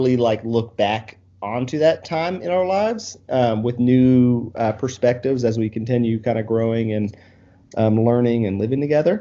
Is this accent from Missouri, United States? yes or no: no; Murfreesboro and Cookeville, Tennessee, United States; also born or lived in Albany, Oregon; now in Chattanooga, United States; Both of us we're originally from Murfreesboro and Cookeville. So we've been kind of living in the Southeast for our entire lives.